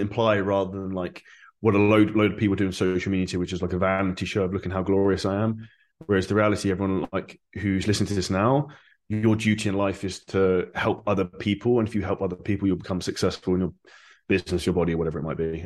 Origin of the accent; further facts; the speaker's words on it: Surrey, South East England, United Kingdom; moved away as an adult; now in Dubai, United Arab Emirates; I'm originally from Surrey, just outside of London